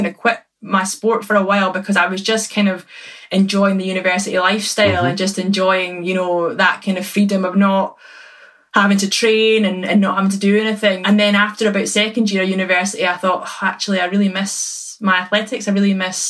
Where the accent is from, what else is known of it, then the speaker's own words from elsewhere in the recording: Perth, Scotland, United Kingdom; I was born in Perth. So technically my local club was St Johnstone